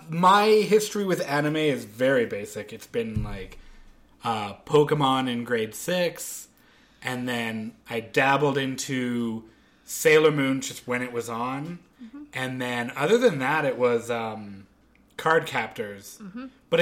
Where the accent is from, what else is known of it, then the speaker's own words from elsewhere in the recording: Canada; We are Canadian.